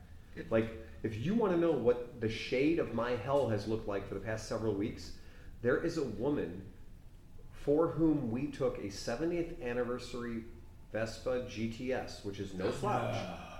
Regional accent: United States; You made an assumption that as an American, I can only drive an automatic.

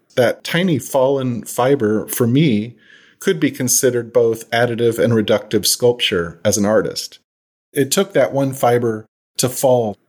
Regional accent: Huntsville, Alabama, United States; also born or lived in Seattle; now in Florida, United States; I was born in Huntsville while my dad was doing this work

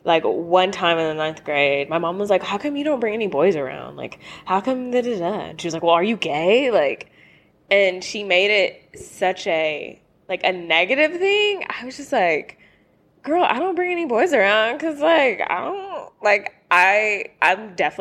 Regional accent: the South, United States; now in Los Angeles, United States; I'm from the South and I'm Black

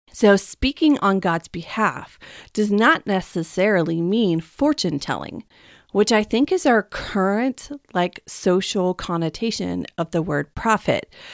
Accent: Texas, United States; now in West Coast, United States; I'm from Texas

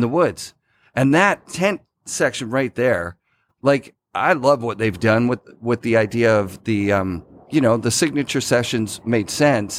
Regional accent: Sudbury, Ontario, Canada; now in Oregon, United States; I grew up in Sudbury, Ontario

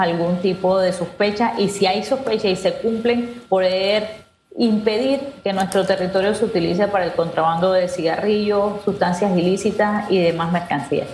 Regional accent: Panama; nosotros como panameños

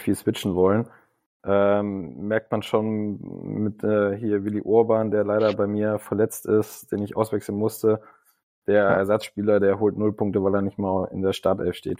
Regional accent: near Kassel, Hesse, Germany; now in Wolfsburg, Germany; ich komme aus Hessen, das heißt, ich komme aus mhm. Kassel in der Nähe

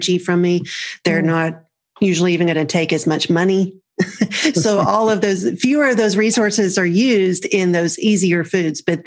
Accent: Rome, Georgia, United States; I'm from Rome, Georgia

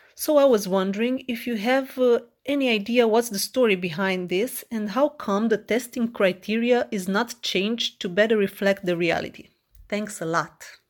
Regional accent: Romania; I'm from Romania.

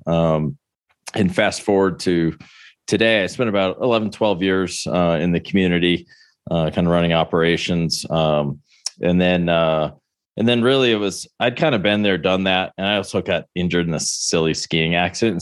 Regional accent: Buffalo, New York, United States; moved away as an adult; also born or lived in Maryland; growing up in Buffalo, which isn't exactly a hub of, you know, tennis

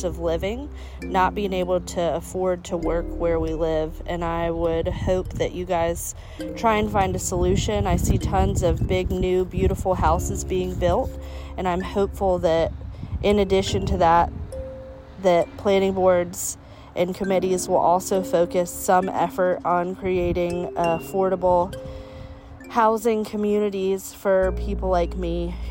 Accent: Pine Knoll Shores, North Carolina, United States; I am a resident of Carteret County. I was born and raised in Pinal Shores.

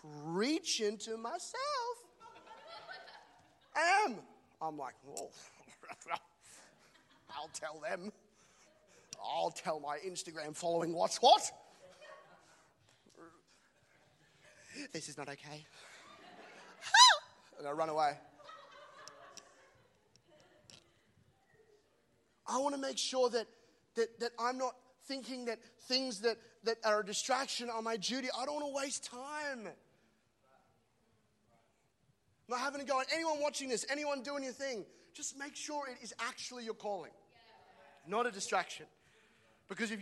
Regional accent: Australia; as an Aussie

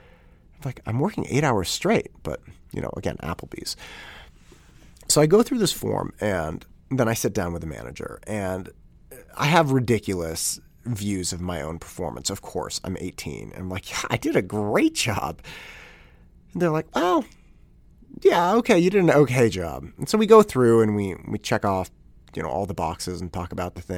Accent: Concord, United States; I had a paper route as I was growing up in Concord, and I had the paper route from the beginning of, or kind of middle of eighth grade until right around the end of my senior year in high school.

